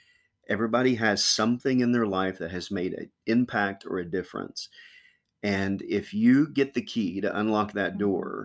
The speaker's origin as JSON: {"language": "English", "region": "Kentucky", "country": "United States", "tie": "born or raised there", "moved": "yes", "lives_now": "Chillicothe, United States", "said": "I was born in Kentucky."}